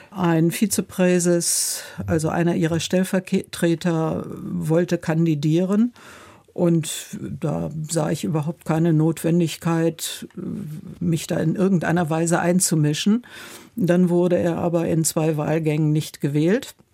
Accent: Warburg, North Rhine-Westphalia, Germany; junge Frau bis zum Ende der Promotion war ich äh, sehr engagiert in der Kirche, vor allen Dingen in meiner Heimatgemeinde, damals in Warburg in Westfalen.

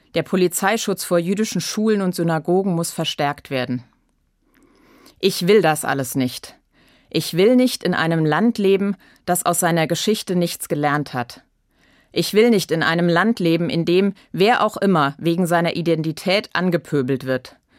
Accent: Germany; Als Deutsche und als Christin

